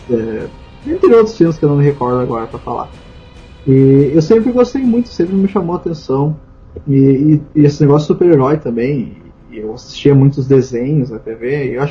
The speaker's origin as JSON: {"language": "Portuguese", "town": "Pedro Osório", "region": "Rio Grande do Sul", "country": "Brazil", "tie": "born there", "lives_now": "Pelotas, Brazil", "said": "eu nasci em Pedro Osório, né? E pra quem não sabe, atualmente eu moro em Pelotas"}